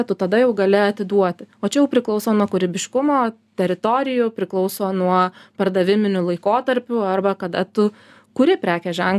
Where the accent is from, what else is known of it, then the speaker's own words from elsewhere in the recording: Lithuania; mes lietuviai ar ne